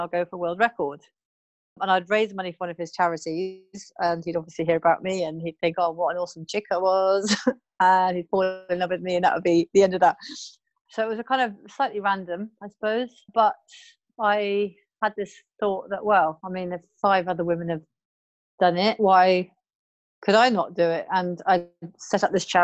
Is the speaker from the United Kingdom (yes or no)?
yes; United Kingdom; moved away as an adult; now in Auckland, New Zealand; I'm British, born and bred